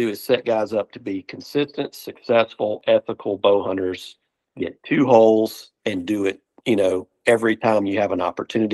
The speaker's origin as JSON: {"language": "English", "region": "Alabama", "country": "United States", "tie": "born or raised there", "said": "growing up in the South"}